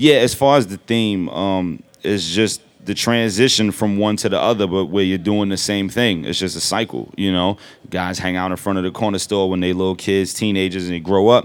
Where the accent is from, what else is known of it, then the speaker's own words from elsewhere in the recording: New York City, New York, United States; I'm from Brooklyn